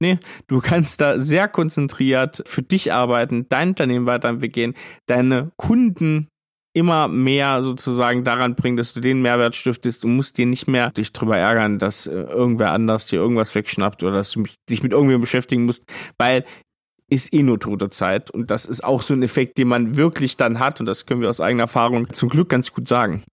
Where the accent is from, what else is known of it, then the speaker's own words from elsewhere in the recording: Thuringia, Germany; ich bin Thüringer